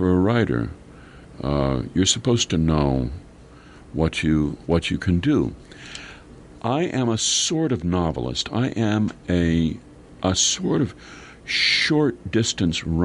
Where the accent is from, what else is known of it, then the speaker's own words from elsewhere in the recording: Minnesota, United States; we're both from Minnesota and went to the University of Minnesota